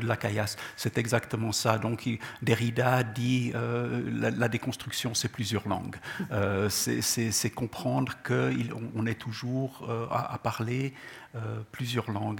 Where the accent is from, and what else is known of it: Gabès, Gabès Governorate, Tunisia; born or raised there; first language Czech; French is a second language; moved away; also born or lived in Czechoslovakia